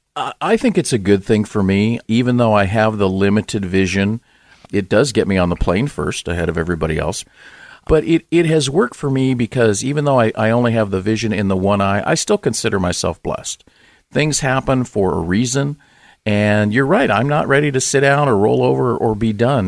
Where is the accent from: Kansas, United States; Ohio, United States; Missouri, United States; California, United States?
California, United States; Los Angeles; I grew up in Southern California, in, uh, Los Angeles, in the San Fernando Valley